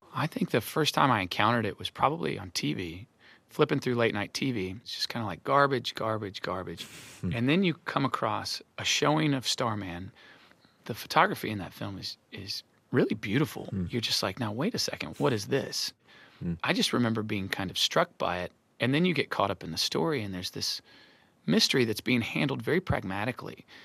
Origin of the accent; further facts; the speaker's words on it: Arkansas, United States; I grew up in Arkansas